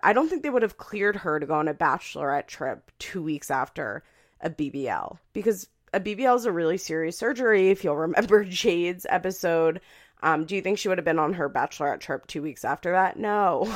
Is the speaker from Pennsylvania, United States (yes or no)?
yes; Philadelphia, Pennsylvania, United States; accent: Philadelphia; my Philadelphia accent